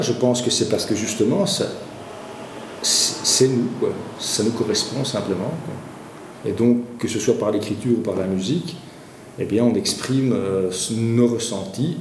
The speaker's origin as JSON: {"language": "French", "area": "Walloon Brabant", "region": "Wallonia", "country": "Belgium", "tie": "born or raised there", "also_born_or_lived": "Brussels", "said": "je suis bruxellois euh, d'origine, c'est vrai que mon vécu, en tout cas, c'est plus le vécu d'un petit bourgeois du Brabant wallon, puisqu'en fait, mm-hmm. mes parents se sont, expatriés en, périphérie"}